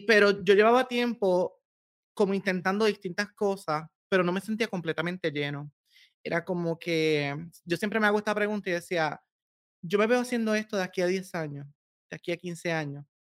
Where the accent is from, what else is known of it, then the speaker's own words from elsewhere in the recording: Corozal, Puerto Rico; moved away as an adult; yo vengo de un hermoso pueblo en Puerto Rico que se llama Corozal. Mm. Eh, allí en la montaña, en el centro, este, ahí, viví hasta mis 24 años